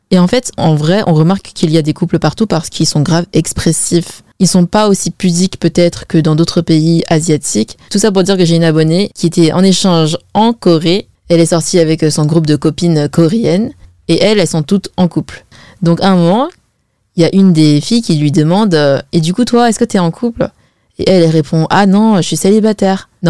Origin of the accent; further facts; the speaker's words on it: China; Par exemple moi je suis chinoise et chez les Chinois on se marie mais archi jeune.